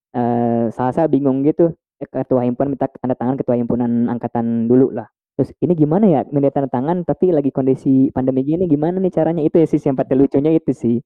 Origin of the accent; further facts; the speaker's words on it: Bandung, West Java, Indonesia; aku orang asli Bandung